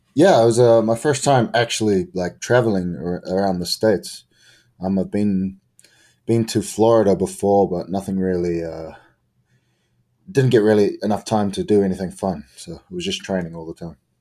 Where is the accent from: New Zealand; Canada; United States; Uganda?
New Zealand; I'm from New Zealand